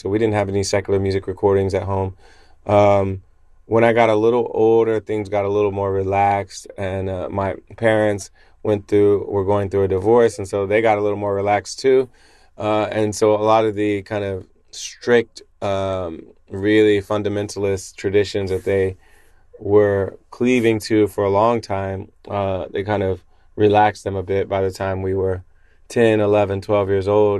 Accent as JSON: {"language": "English", "town": "Springfield", "region": "Ohio", "country": "United States", "tie": "born or raised there", "said": "I grew up in the Pentecostal church in Springfield, Ohio."}